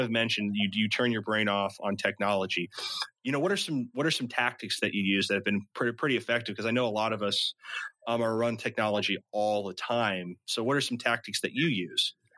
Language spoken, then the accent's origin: English; Midwest, United States; I'm from the Midwest